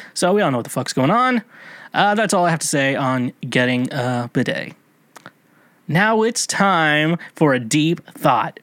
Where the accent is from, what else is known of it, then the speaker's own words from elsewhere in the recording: United States; Now, I'm an American. I went to, uh, American school